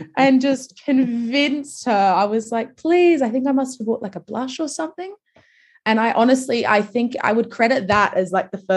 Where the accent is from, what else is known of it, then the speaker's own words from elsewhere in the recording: Adelaide, South Australia, Australia; I grew up in Adelaide, like, which is much, much smaller than Sydney.